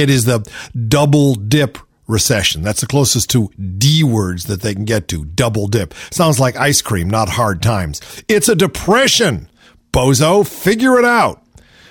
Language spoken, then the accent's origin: English; Shaker Heights, Ohio, United States; moved away; also born or lived in Los Angeles, California; I grew up in Shaker Heights, Ohio